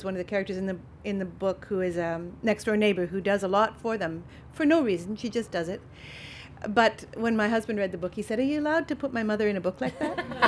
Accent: Calgary, Alberta, Canada; Oh, we're from Calgary, Cochrane.

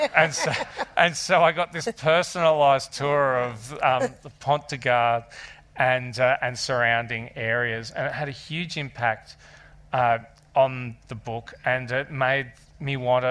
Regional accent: Australia; being Australian

